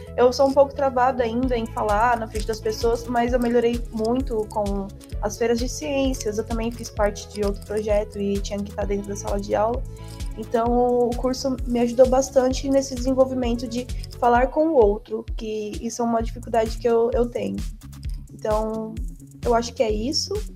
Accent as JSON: {"language": "Portuguese", "town": "Santa Fé do Sul", "region": "São Paulo", "country": "Brazil", "moved": "as an adult", "lives_now": "Ilha Solteira, Brazil", "said": "na minha cidade, que eu sou de Santa Fé do Sul"}